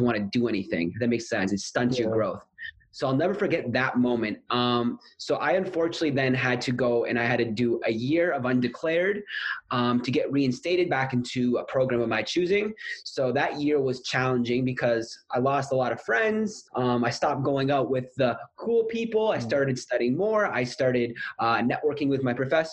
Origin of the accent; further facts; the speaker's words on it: Canada; moved away as an adult; now in Sydney, Australia; am from Canada